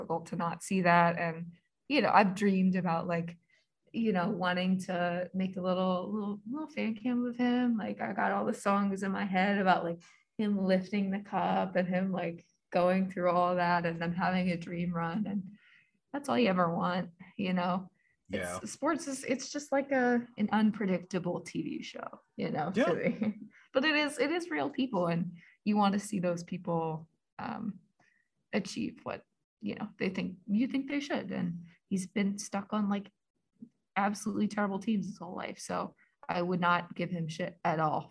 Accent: Philadelphia, Pennsylvania, United States; I'm a Philadelphian.

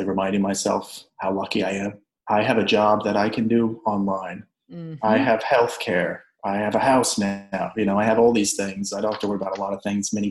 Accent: Montana, United States; I'm from Montana. You know, I grew up hiking, backpacking, fishing

